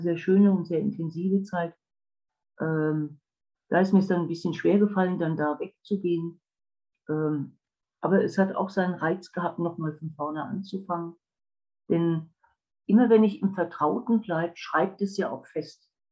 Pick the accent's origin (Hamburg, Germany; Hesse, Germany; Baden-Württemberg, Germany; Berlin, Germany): Hesse, Germany; Wiesbaden; moved away; also born or lived in Black Forest; Ich bin in Wiesbaden aufgewachsen